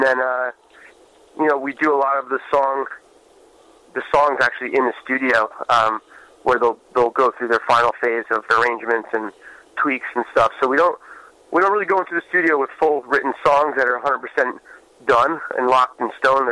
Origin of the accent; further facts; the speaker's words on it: New York, United States; growing up in New York, you don't really get the hospitality